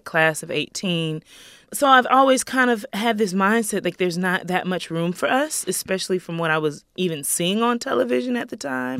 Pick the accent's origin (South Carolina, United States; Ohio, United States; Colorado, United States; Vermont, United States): South Carolina, United States; Greenville; I grew up in Greenville, South Carolina